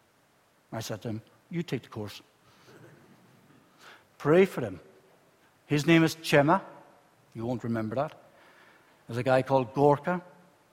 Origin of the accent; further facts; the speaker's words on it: Ireland; moved away as an adult; now in Spain; I'm Southern Irish, and you know I work in Spain